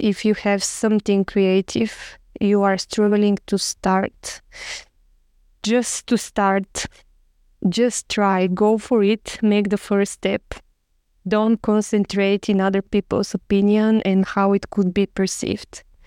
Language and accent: English; Bulgaria; moved away as an adult; also born or lived in Sofia, Bulgaria; now in Barcelona, Spain; I'm from Bulgaria